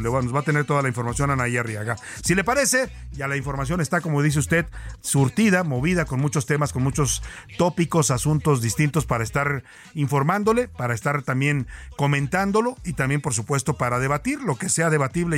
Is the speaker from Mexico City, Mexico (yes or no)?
no; Jalisco, Mexico; Somos paisanos de Jalisco